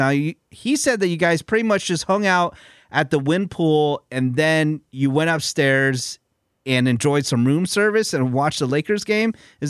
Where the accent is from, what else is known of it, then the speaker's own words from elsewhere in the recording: Bay Area, California, United States; moved away; my hometown of the Bay Area